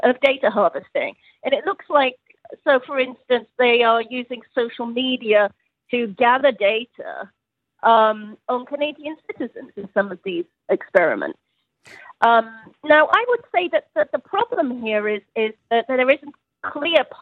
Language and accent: English; United Kingdom; I'm British, as you can probably hear